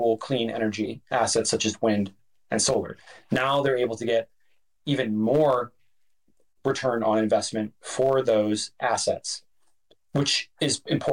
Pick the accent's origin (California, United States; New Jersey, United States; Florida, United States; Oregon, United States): Oregon, United States; my home state of Oregon